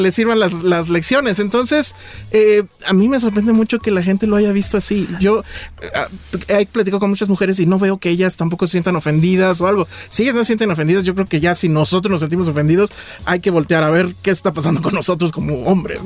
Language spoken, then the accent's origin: Spanish; Mexico City, Mexico; como chilango